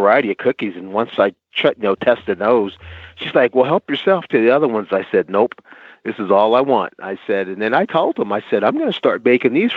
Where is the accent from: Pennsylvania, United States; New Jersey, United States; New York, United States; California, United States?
New Jersey, United States; I'm from New Jersey